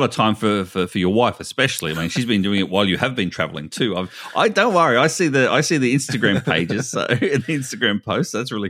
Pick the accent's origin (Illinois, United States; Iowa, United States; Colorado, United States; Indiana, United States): Iowa, United States; born there; You've written there that I was born in Iowa.